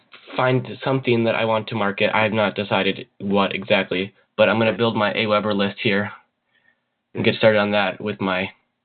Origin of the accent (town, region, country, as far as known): Minnesota, United States